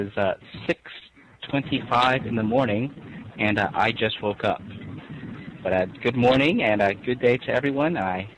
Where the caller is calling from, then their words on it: San Francisco, California, United States; I am calling from San Francisco in the United States.